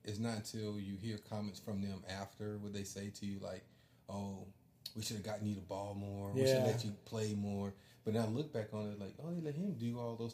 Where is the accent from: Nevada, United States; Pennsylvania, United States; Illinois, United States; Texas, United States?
Nevada, United States; Las Vegas; I'm a desert kid. I'm from Las Vegas